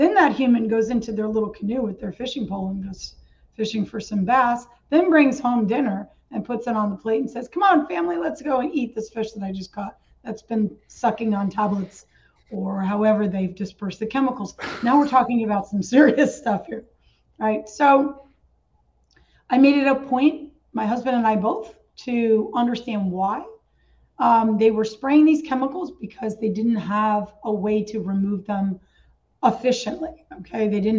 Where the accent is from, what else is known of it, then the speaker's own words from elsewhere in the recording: New York, United States; I came from the Catskills in New York, which is really, really beautiful area.